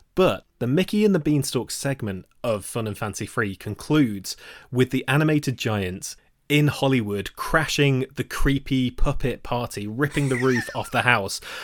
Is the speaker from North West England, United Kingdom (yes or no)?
no; Nottingham, East Midlands, United Kingdom; I grew up in Nottingham.